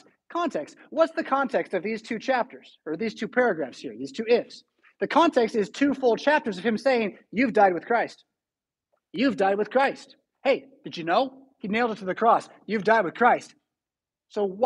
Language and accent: English; California, United States; now in Rockford, United States; I'm from California